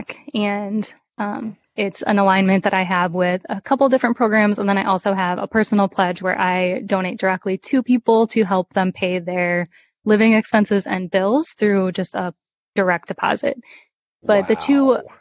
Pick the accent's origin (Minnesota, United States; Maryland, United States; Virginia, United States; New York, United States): Minnesota, United States; moved away; my home state of Minnesota